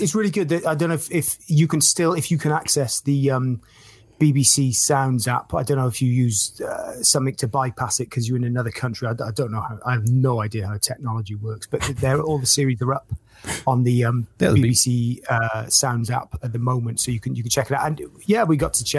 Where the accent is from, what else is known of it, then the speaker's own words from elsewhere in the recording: Newport, Wales, United Kingdom; now in Bristol, United Kingdom; I'm in Bristol now. So I left Wales about 4.5 years ago